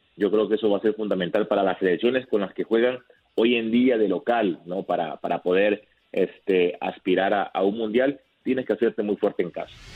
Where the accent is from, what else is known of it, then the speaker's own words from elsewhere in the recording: Mexico; yo siendo mexicano